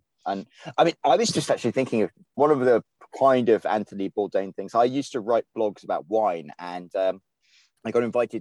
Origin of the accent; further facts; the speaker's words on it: England, United Kingdom; moved away as an adult; now in United States; I'm Scottish, like by my parents being Scottish, even though I was raised in England